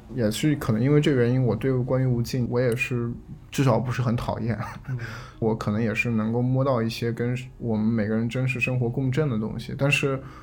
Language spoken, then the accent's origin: Chinese; China; 我们作为中国人